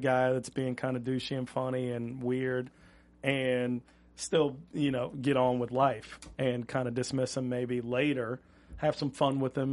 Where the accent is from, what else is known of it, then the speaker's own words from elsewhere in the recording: Miami, Florida, United States; now in Los Angeles, United States; We're out here from Miami